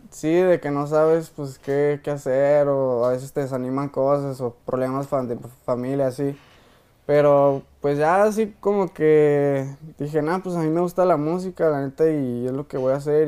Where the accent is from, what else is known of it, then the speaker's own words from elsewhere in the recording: Jerez, Zacatecas, Mexico; Yo vengo de Jerez, soy, soy nacido de Jerez, Zacatecas, ahí, ahí mero